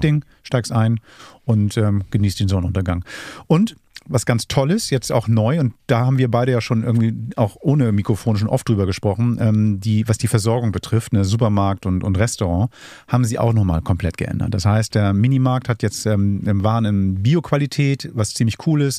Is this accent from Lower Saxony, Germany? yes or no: no; Hamburg, Germany; ich bin Hamburger